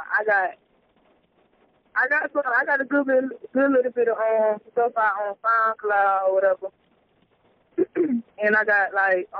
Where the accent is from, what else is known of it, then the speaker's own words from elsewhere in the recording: Statesboro, Georgia, United States; I'm from Statesboro, Georgia or whatever. I had moved to like 30 minutes away from Statesboro or whatever, but I still, you know, do my thing around the area